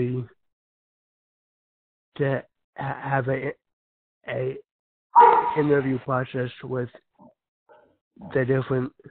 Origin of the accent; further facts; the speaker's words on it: California, United States; I come from California